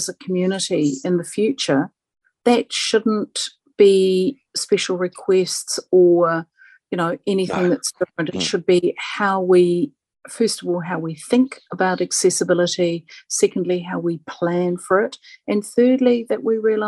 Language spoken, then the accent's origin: English; South Africa; now in New Zealand; I didn't grow up in New Zealand. I grew up in South Africa, and I arrived in the late 70s